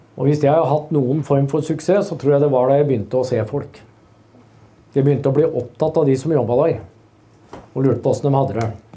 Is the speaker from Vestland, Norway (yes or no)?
no; Hønefoss, Buskerud, Norway; Jeg er fra Hønefoss